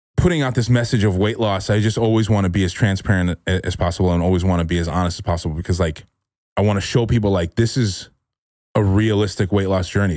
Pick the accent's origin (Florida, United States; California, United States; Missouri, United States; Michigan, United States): California, United States; moved away as an adult; now in Austin, United States; I'm from California and I spent a lot of time